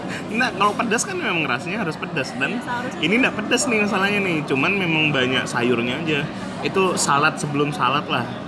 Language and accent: Indonesian; Pontianak, West Kalimantan, Indonesia; moved away; ibu aku rutin kalau aku pulang ke Pontianak pasti masak roti cane